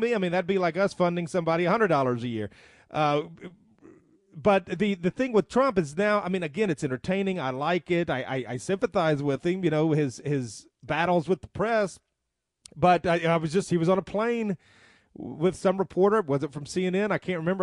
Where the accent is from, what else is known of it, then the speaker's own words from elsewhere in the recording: the South, United States; I'm a Southerner